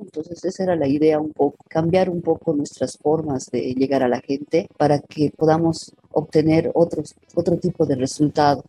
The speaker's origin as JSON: {"language": "Spanish", "region": "Tarija", "country": "Bolivia", "moved": "yes", "lives_now": "La Paz, Bolivia", "said": "Yo soy tarijeña, pero vivo en La Paz hace muchos años."}